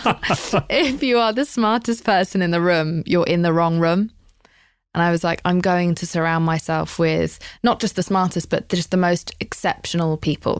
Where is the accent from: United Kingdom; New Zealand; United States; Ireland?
United Kingdom; I'm British